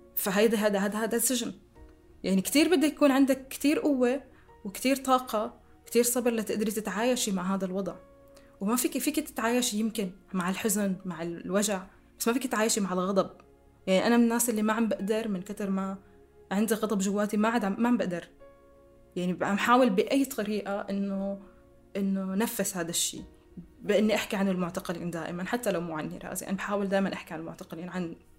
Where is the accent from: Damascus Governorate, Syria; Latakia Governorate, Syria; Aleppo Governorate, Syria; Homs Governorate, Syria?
Damascus Governorate, Syria; Damascus; accent: Syrian; moved away; سوريا هي البلد اللي عشت فيه واللي ربيت فيه واللي درست بجامعاته واللي بحكي لهجته